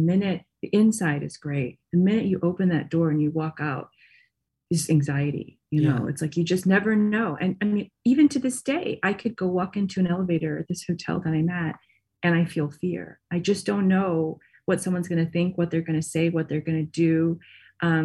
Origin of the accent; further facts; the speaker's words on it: Michigan, United States; I grew up in Michigan